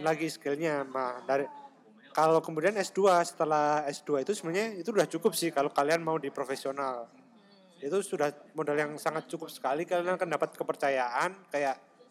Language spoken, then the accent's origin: Indonesian; Blitar, East Java, Indonesia; moved away as an adult; also born or lived in Malang; now in Taiwan; kita kelahiran Blitar